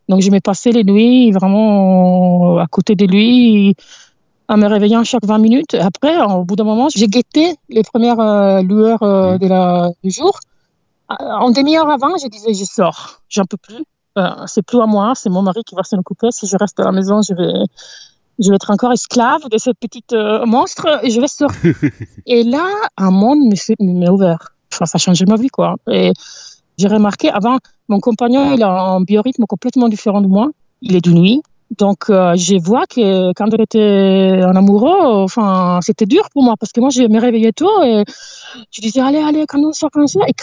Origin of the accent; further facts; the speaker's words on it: near Milan, Lombardy, Italy; French is a second language; moved away as an adult; also born or lived in southern Italy / United States / Netherlands / Montpellier, France; now in France; J'ai grandi en Italie